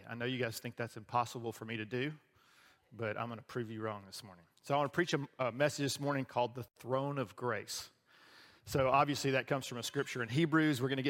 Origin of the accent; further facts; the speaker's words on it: the South, Southern United States, United States; as a Southerner